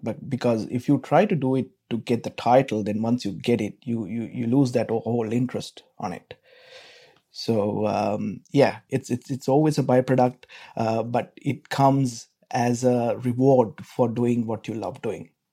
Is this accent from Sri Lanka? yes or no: yes; Sri Lanka; moved away as an adult; now in Melbourne, Australia; I'm from Sri Lanka.